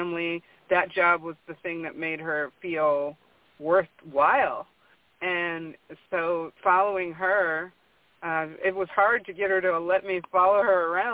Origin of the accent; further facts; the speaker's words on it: Michigan, United States; I grew up in Michigan